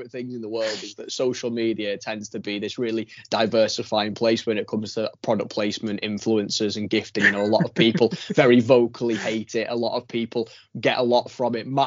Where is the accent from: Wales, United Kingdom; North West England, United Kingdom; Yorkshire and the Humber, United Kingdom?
North West England, United Kingdom; Widnes; I've made my way back to my hometown. Widnes. Widnes.